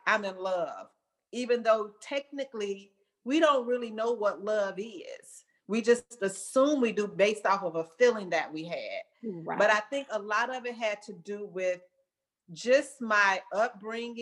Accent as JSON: {"language": "English", "town": "Chicago", "region": "Illinois", "country": "United States", "tie": "born or raised there", "moved": "yes", "lives_now": "Dallas, United States", "said": "Born and raised in Chicago."}